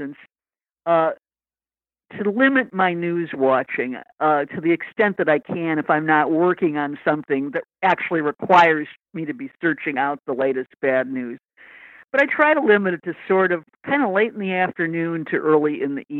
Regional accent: Lansing, Michigan, United States; moved away; I grew up in Lansing, Michigan

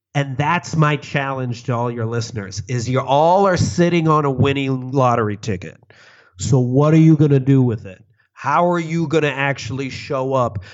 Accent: suburbs of Chicago, Illinois, United States; I grew up in the suburbs of Chicago

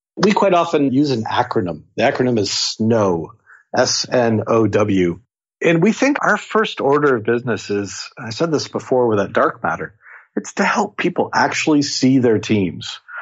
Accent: Seattle, Washington, United States; I'm from Seattle

